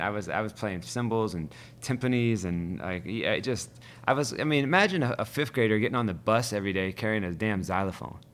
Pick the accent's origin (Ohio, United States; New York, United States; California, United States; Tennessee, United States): Ohio, United States; Youngstown; also born or lived in Cleveland, Ohio; now in Brooklyn, United States; I grew up in Youngstown